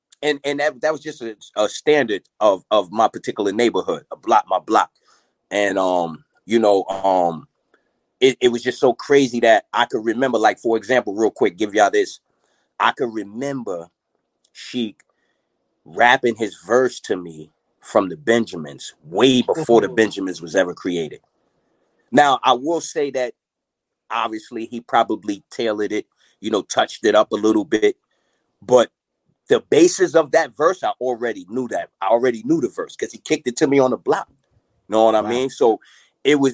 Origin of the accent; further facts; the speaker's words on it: Mount Vernon, New York, United States; also born or lived in Yonkers; I'm originally from Money Earning Mount Vernon.